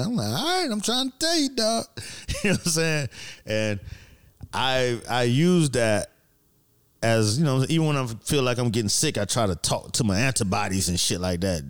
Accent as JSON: {"language": "English", "town": "Miami", "region": "Florida", "country": "United States", "moved": "yes", "said": "I'm from Miami, so it was summer all the fucking time"}